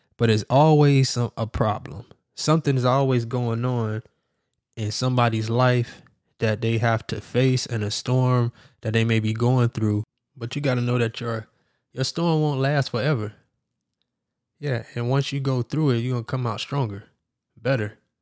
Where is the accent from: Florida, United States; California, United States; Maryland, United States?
Florida, United States; Miami; I'm from Miami, Florida, and we know all about hurricanes